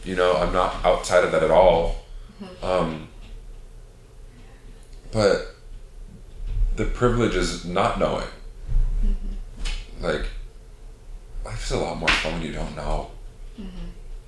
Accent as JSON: {"language": "English", "area": "right outside of Fargo, North Dakota", "region": "Minnesota", "country": "United States", "tie": "born or raised there", "said": "I grew up in Minnesota, right outside of Fargo, North Dakota"}